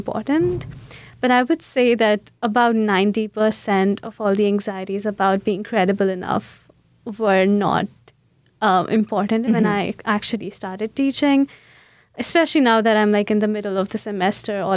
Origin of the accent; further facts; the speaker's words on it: India; English is a second language; moved away as an adult; now in St. Louis, United States; I came from India. That's where I did my undergrad in. I was born and brought up there